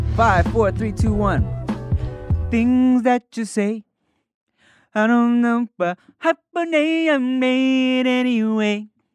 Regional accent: United States; we're Asian in America, we are still Americans

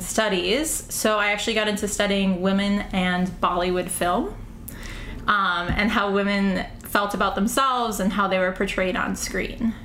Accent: St. Paul, Minnesota, United States; now in New York City, United States; I'm originally from St. Paul, Minnesota

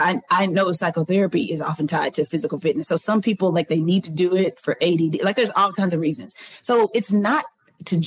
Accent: the South, United States; I'm from the South.

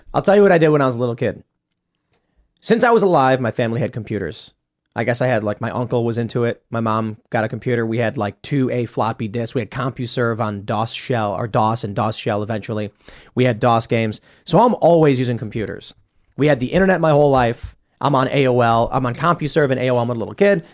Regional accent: Chicago, Illinois, United States; also born or lived in Florida; now in West Virginia, United States; I grew up in Chicago

